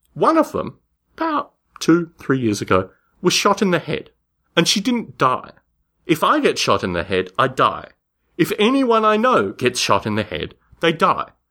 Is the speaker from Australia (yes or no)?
yes; Canberra, Australian Capital Territory, Australia; moved away; I grew up in Canberra, Australia